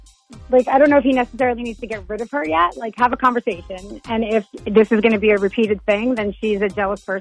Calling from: Bossier City, Louisiana, United States

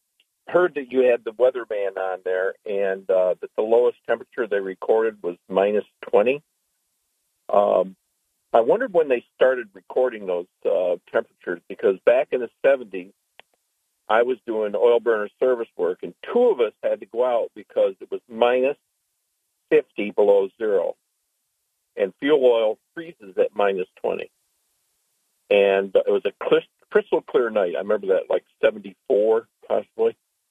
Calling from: Maine, New York, United States; town of Maine.

